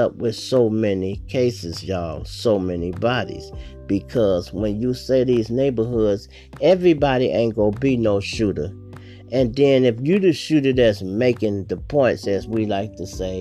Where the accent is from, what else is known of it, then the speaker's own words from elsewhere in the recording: Chicago, Illinois, United States; I'm from Chicago